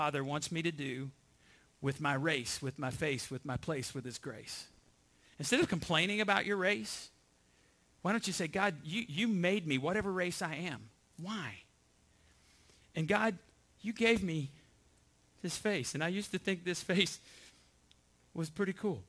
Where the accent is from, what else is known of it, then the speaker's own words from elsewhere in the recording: Borger, Texas, United States; I was born in Borger, Texas